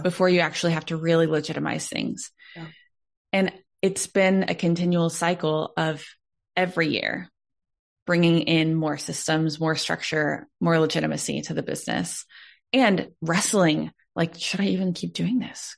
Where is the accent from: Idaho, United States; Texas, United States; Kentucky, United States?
Texas, United States; Dallas; I was born and raised in Texas, like from Dallas